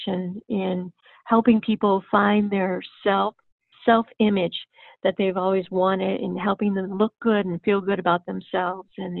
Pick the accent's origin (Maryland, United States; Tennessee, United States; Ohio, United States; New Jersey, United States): Ohio, United States; Cleveland; moved away as an adult; now in Florida, United States; Cleveland, Ohio.